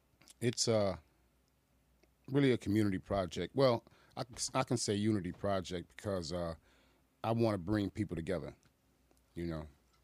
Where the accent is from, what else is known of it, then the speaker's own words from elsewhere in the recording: Boston, Massachusetts, United States; also born or lived in Chicago; now in Aurora, United States; I'm originally from Boston, Massachusetts.